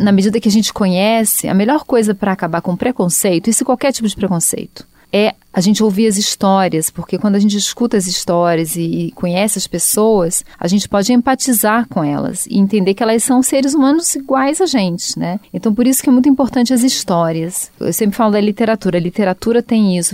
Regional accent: Rio de Janeiro, Brazil; moved away; eu sou do Rio

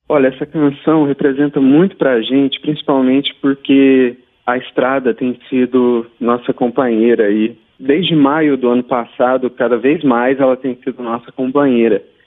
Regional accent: Passa Quatro, Minas Gerais, Brazil; eu sou do sul de Minas, em Passa Quatro

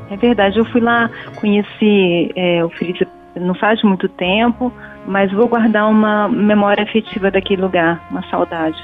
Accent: Rio de Janeiro, Brazil; eu que sou do Rio

